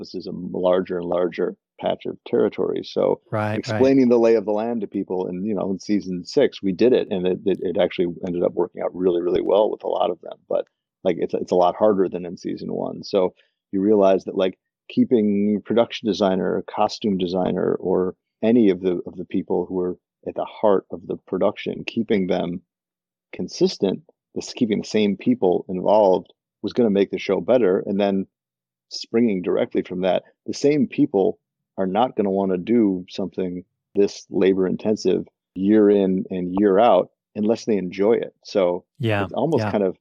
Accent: Highland Park, Illinois, United States; I grew up in Highland Park, Illinois for most of my childhood, which is a suburb north of Chicago.

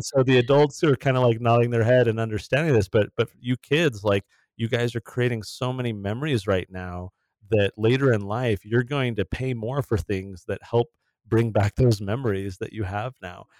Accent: San Diego, California, United States; I grew up in San Diego, uh, my whole childhood was there in California

